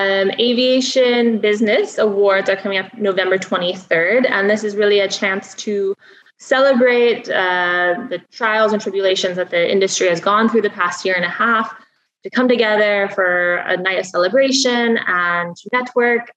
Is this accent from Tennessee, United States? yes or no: no; Spokane, Washington, United States; moved away as an adult; now in Dubai, United Arab Emirates; I come from Spokane, Washington, a little town in eastern Washington